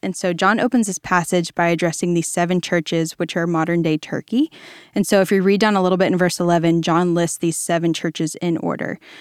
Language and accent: English; Virginia, United States; now in Dallas, United States; I am originally from Virginia. I am a beach kid at heart